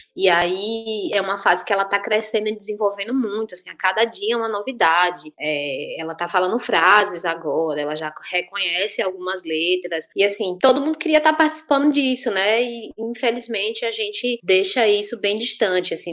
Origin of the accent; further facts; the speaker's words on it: Salvador, Bahia, Brazil; now in Juazeiro, Brazil; Eu sou de Salvador, né? Não disse isso, mas moro em Juazeiro há muitos anos.